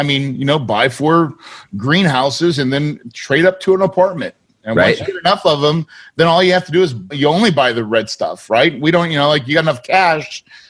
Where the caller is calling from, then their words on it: Phoenix, Arizona, United States; right now I'm in Phoenix, Arizona.